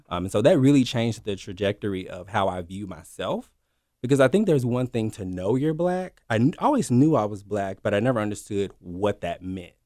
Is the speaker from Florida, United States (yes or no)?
no; Memphis, Tennessee, United States; born and raised here in Memphis.